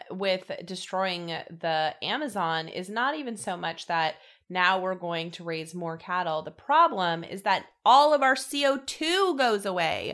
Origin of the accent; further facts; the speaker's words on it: Colorado, United States; I come from Colorado